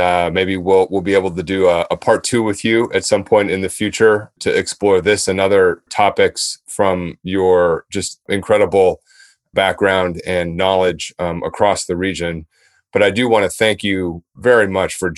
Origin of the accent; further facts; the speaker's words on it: United States; as an American, you know, former government official